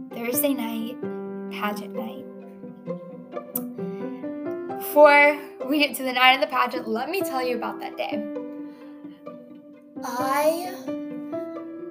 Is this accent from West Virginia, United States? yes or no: no; North Louisiana, United States; I was raised in North Louisiana